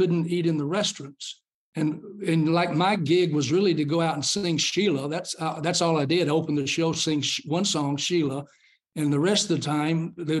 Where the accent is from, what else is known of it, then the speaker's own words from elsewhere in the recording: Atlanta, Georgia, United States; I grew up in Atlanta, and you know, I grew up under segregation.